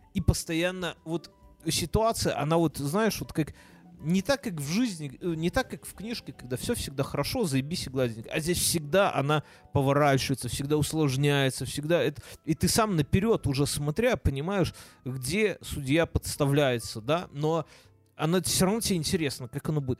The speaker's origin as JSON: {"language": "Russian", "country": "Belarus", "also_born_or_lived": "Ukraine (ancestry)", "said": "мы же белорусы"}